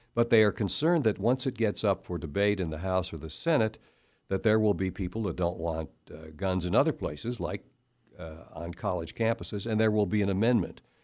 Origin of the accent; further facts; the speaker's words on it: Cleveland, Ohio, United States; now in Kansas, United States; I'm originally from Cleveland, Ohio